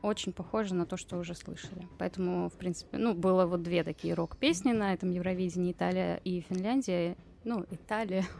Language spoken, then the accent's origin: Russian; Russia; я из России, а не из Украины